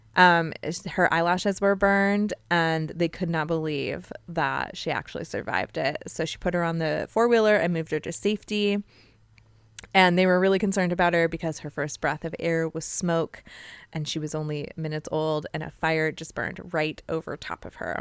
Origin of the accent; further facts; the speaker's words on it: Joshua Tree, California, United States; I grew up in Joshua Tree, California, which is in San Bernardino County